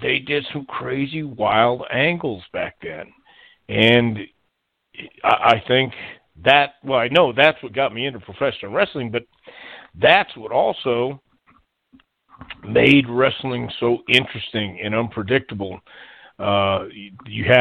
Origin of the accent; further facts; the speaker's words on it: El Paso, Texas, United States; also born or lived in Houston, Texas; I was born in El Paso, Texas, and grew up there. And until I was 10 years old, we moved to Houston.